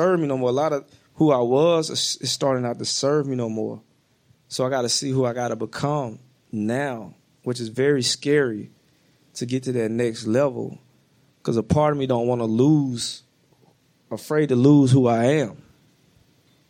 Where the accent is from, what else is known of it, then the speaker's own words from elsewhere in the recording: the South, United States; moved away; I'm from the South